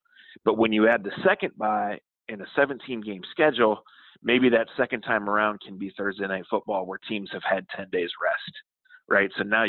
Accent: Akron, Ohio, United States; Well, I grew up here in Akron

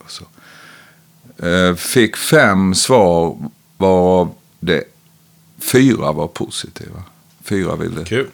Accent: Växjö, Kronoberg County, Sweden; moved away as an adult; also born or lived in Stockholm / Austin / Ljungby; now in Oskarshamn, Sweden; Jag växte upp i ett brukssamhälle utanför Växjö

